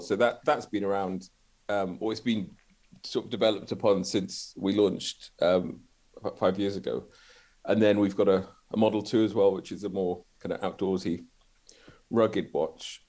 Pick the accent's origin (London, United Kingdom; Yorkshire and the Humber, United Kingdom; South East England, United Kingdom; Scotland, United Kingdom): Scotland, United Kingdom; Glasgow; I'm from Glasgow.